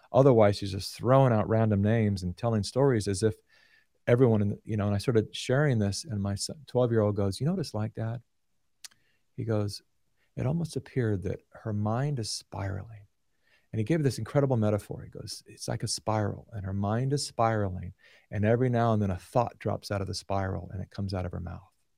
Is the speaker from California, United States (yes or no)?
yes; Sacramento, California, United States; born and raised in Sacramento